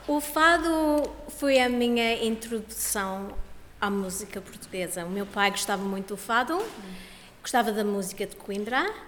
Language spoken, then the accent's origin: Portuguese; Australia; eu nasci aqui na Austrália